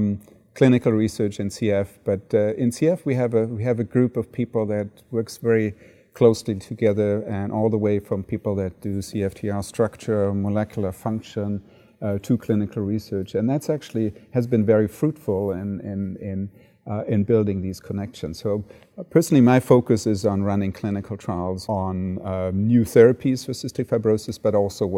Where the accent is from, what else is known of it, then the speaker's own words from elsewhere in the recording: Frankfurt, Hesse, Germany; also born or lived in Cologne; So I grew up in Germany and was born in Cologne and then moved into the Frankfurt area and then subsequently grew up in that area